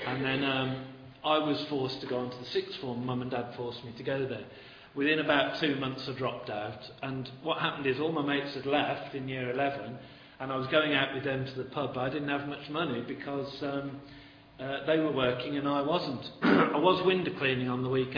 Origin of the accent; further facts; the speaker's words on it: Birmingham, West Midlands, United Kingdom; moved away as an adult; now in Stoke-on-Trent, United Kingdom; I am a Brummie by trade, Birmingham